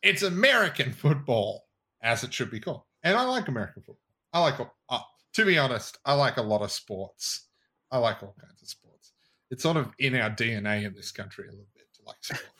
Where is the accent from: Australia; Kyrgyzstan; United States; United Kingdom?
Australia; as an Australian